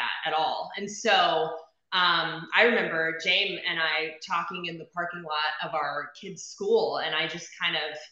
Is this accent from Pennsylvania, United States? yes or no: no; Phoenix, Arizona, United States; now in Cincinnati area, United States; So I'm from Phoenix originally